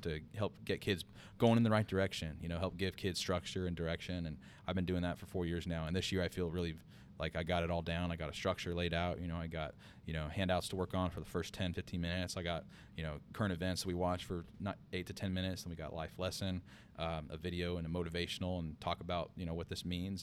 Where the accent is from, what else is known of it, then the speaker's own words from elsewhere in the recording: Bakersfield, California, United States; moved away as an adult; also born or lived in Los Angeles / Big Sur; born and raised in Bakersfield